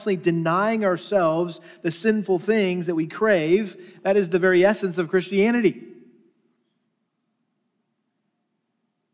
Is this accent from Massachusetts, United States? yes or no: yes; Massachusetts, United States; I grew up in Massachusetts and a very strong Catholic influence there.